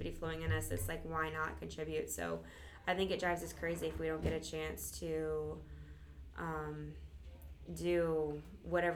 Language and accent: English; Michigan, United States; moved away; also born or lived in Florida; I grew up in the Midwest in Michigan